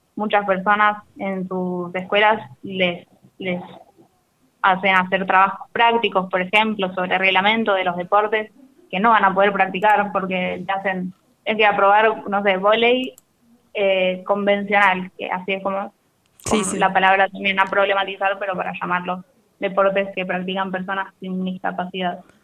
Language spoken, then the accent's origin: Spanish; La Plata, Buenos Aires Province, Argentina; moved away as an adult; Yo soy de La Plata